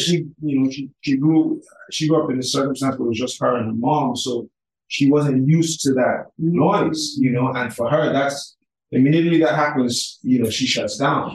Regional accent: Lagos, Nigeria; also born or lived in United States; I'm from Lagos. I'm from Calabar. My mom is Calabar. My dad is from Lagos. I spent most of my growing up years here

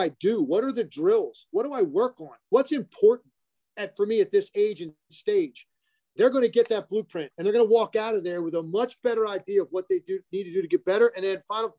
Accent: Richmond, United States; now in Philadelphia, United States; I grew up in Richmond, went to LaSalle. I've been in this area ever since.

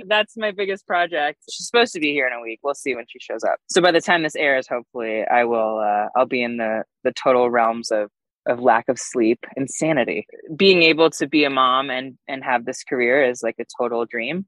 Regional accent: Chicago, Illinois, United States; moved away; also born or lived in California; I'm from Chicago

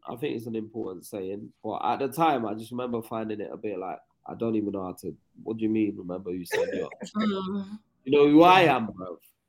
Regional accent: England, United Kingdom; But yeah, and then I went on to apologize and said I was from England.

